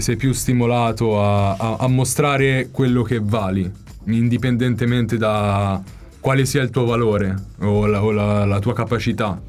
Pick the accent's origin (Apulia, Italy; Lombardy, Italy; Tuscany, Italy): Tuscany, Italy; Val di Chiana; moved away as an adult; now in London, United Kingdom; io sono chianino puro